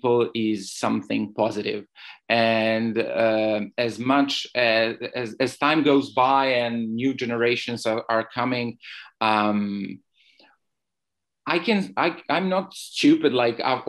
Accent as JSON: {"language": "English", "region": "Belgrade", "country": "Serbia", "tie": "born or raised there", "moved": "as an adult", "lives_now": "Barcelona, Spain", "said": "I'm a blogger, writer, and activist from Belgrade. I was born in Belgrade 32 years ago, but today I'm living in Barcelona in Spain"}